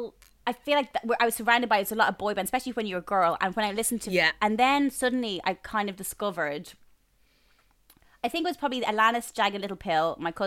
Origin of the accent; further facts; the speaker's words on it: Bray, Leinster, Ireland; I grew up in Bray and there was two clothes shops in Bray.